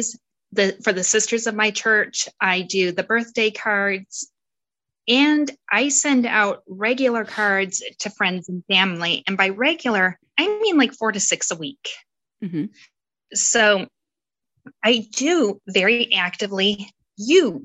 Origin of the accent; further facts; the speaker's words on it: outside of Detroit, Michigan, United States; I grew up outside of Detroit